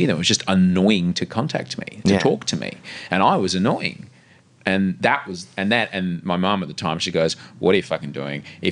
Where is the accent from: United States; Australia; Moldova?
Australia; Brisbane, Queensland; moved away; I grew up in Brisbane